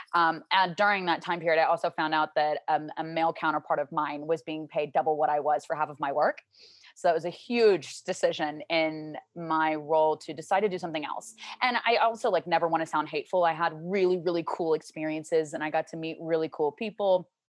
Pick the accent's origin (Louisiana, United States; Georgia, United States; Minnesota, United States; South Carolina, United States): Louisiana, United States; Shreveport; moved away as an adult; also born or lived in Arizona; now in Dallas, United States; I grew up in Louisiana, uh, my whole life until I was eighteen